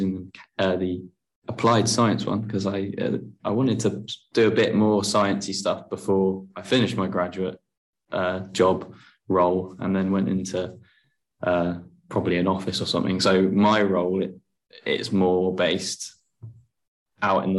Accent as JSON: {"language": "English", "town": "Farnborough", "region": "South East England", "country": "United Kingdom", "said": "I'm literally next door to headquarters of Kinetic in Farnborough. So it's something that I've driven past a lot as a teenager"}